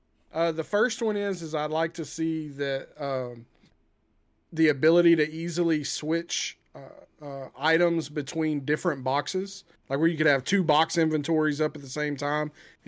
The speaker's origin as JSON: {"language": "English", "region": "Texas", "country": "United States", "said": "I'm from Texas. We don't care about the environment."}